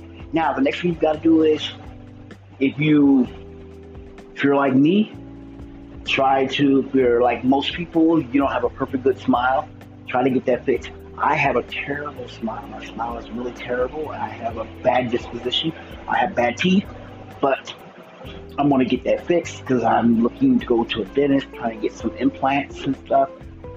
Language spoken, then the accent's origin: English; Missouri, United States; I'm from Missouri, one of the greatest states in the Union